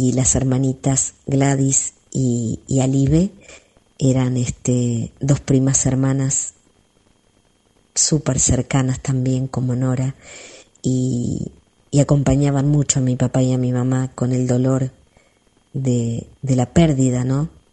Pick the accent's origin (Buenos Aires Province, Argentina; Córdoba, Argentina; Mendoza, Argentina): Buenos Aires Province, Argentina; San Pedro; moved away as an adult; mi pueblo